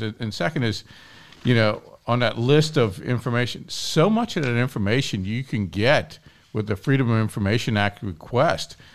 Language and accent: English; Kenner, Louisiana, United States; growing up in Kenner. That was my senior year of high school. And I grew up in Our Lady Perpetual Help Parish